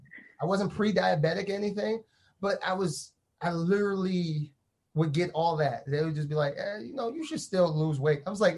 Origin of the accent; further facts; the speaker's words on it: New York City, New York, United States; grew up in Brooklyn, Red Hook, Brooklyn.